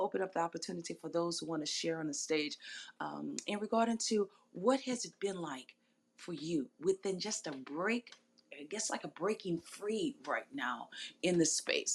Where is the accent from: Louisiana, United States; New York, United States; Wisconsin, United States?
Louisiana, United States; New Orleans; so I'm so in love with my city, so in love with my hometown